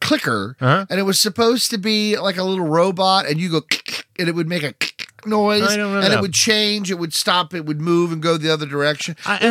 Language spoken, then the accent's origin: English; West Virginia, United States; also born or lived in Florida; When we moved from Florida back to West Virginia